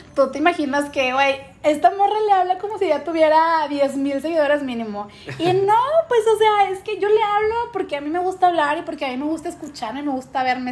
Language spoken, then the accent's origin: Spanish; Monterrey, Nuevo León, Mexico; nosotros somos de Monterrey